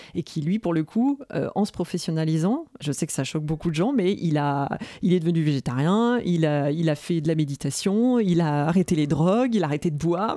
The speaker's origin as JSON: {"language": "French", "town": "Nantes", "region": "Pays de la Loire", "country": "France", "said": "je suis nantaise"}